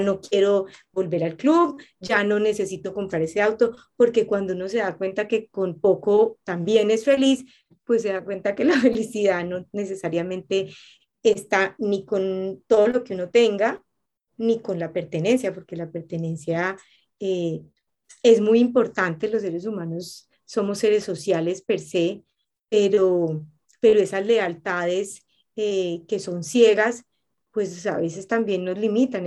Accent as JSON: {"language": "Spanish", "country": "Colombia", "moved": "yes", "said": "volví a mi tierra, volví a mis raíces, llegué a mi, llegué a mi casa y a mí me pasa eso que en Colombia"}